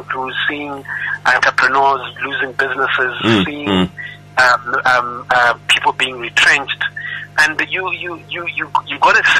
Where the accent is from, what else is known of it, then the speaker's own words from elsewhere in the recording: Zimbabwe; also born or lived in Malawi; now in South Africa; I was born in Malawi, went to school in Zimbabwe, and then ended up in South Africa.